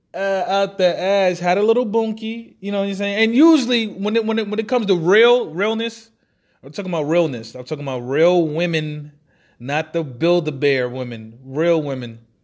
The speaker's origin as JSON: {"language": "English", "town": "New York City", "region": "New York", "country": "United States", "tie": "born or raised there", "said": "I was raised in Marcy Projects, that style, Brooklyn, New York"}